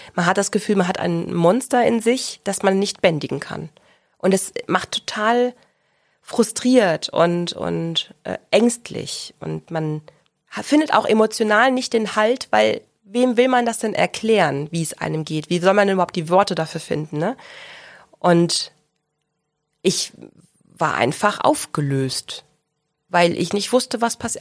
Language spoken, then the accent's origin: German; Ruhr area, North Rhine-Westphalia, Germany; also born or lived in Central Hesse / Bochum; now in Augsburg, Germany; Ich komme gebürtig aus dem Ruhrgebiet habe äh, einen Zwischenstopp in Mittelhessen gemacht